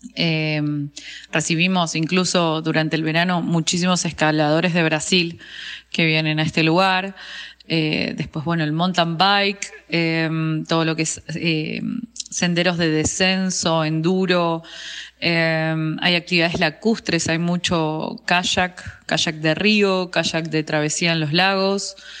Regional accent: Bariloche, Río Negro, Argentina; also born or lived in Buenos Aires; yo nací acá en Bariloche, soy una de las personas que llamamos NIC, que son nacidos y criados en el lugar

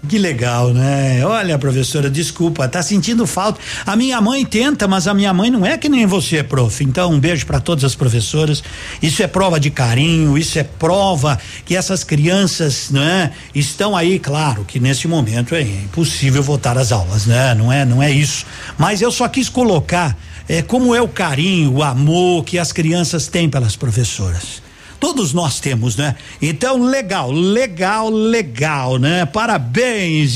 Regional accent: Brazil

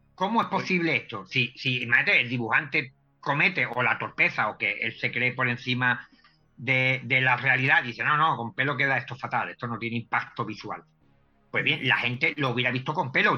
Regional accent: Cádiz, Andalusia, Spain; yo soy de, de Cádiz, de una zona de aquí de, España

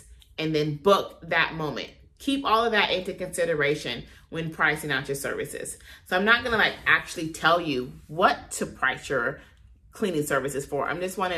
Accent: Compton, California, United States; I'm from there, born and raised

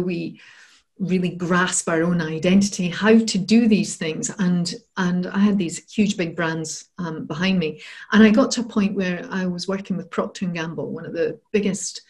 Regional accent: Scotland, United Kingdom; also born or lived in Bath; So I'm from Scotland and I'd moved down south to Bath to work in London.

